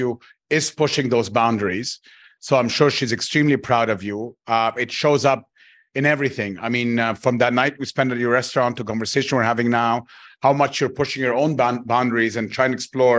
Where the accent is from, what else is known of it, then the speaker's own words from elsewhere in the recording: Cairo, Cairo Governorate, Egypt; now in Dubai, United Arab Emirates; I grew up in Cairo in a large city